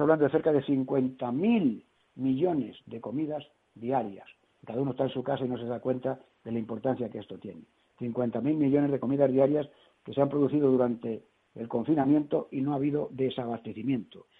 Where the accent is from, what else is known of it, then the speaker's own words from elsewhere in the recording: Toledo, Castilla-La Mancha, Spain; also born or lived in Madrid; como yo soy de Toledo, yo soy más bien del vino castellano manchego